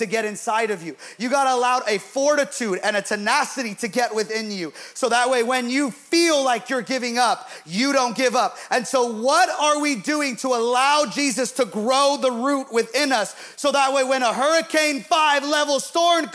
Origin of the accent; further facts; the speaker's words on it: Bay Area, California, United States; we're from the Bay Area